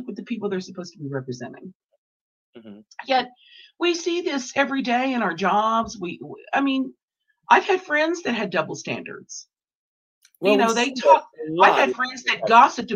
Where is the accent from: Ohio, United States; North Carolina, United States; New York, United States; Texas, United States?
Texas, United States; now in New Mexico, United States; I'm from Texas.